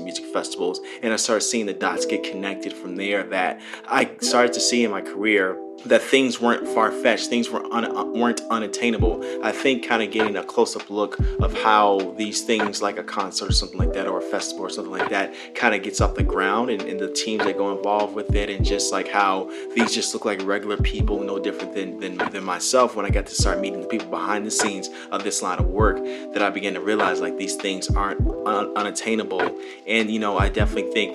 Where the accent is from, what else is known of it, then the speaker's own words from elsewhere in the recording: Palos Hills, Illinois, United States; moved away as an adult; now in California, United States; my hometown of Palos Hills all the way to California, where I'm at, you know, currently as I'm doing this recording